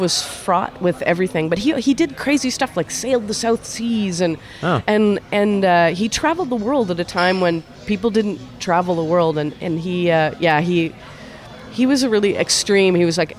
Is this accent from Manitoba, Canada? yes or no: yes; Winnipeg, Manitoba, Canada; Well, and we're from Winnipeg, right? Like, we know the cold, and we brought our big parkas with us